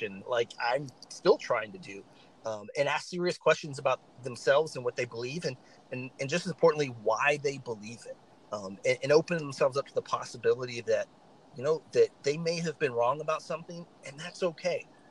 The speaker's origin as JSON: {"language": "English", "region": "the South", "country": "United States", "said": "I'm from the South"}